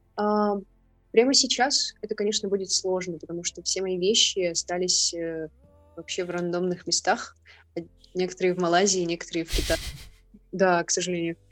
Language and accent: Russian; Irkutsk, Irkutsk Oblast, Russia; moved away as an adult; also born or lived in Malaysia; я из Иркутска.